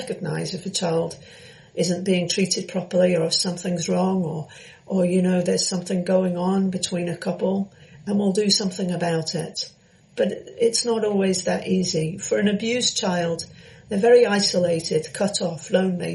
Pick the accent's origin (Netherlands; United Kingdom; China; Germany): United Kingdom; London; I was born in London